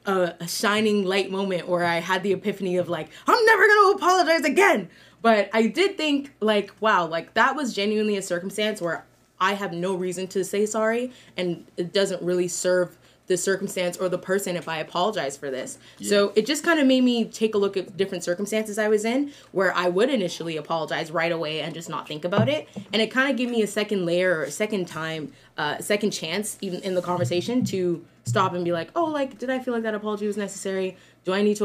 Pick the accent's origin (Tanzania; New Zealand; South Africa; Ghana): Ghana; in my culture, I'm from Ghana